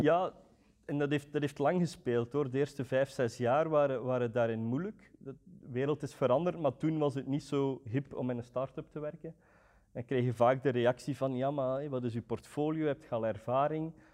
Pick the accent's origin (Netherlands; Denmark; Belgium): Belgium; Roeselare, Flanders; also born or lived in Antwerp; ik kom van Roeselare